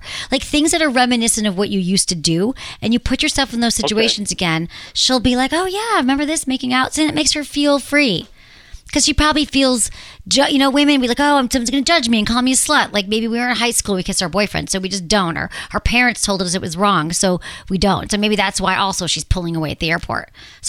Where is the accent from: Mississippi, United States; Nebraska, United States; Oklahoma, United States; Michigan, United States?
Michigan, United States; In my home state.